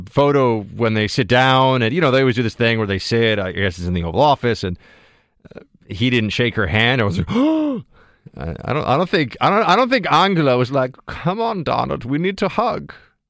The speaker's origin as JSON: {"language": "English", "town": "New York City", "region": "New York", "country": "United States", "tie": "born or raised there", "said": "I was born and raised in Manhattan, in New York City. I'm a hometown guy here in New York. Yeah, I know. Sometimes because of my genteel manners, people think I am Southern, but I am actually from New York"}